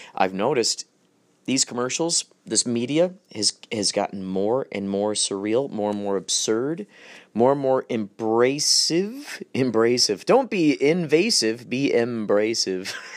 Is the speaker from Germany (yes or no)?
yes; Germany; I'm German.